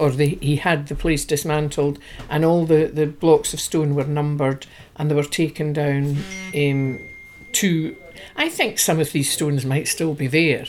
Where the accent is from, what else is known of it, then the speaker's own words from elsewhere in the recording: Tobermory, Scotland, United Kingdom; I was born here in Tobermory.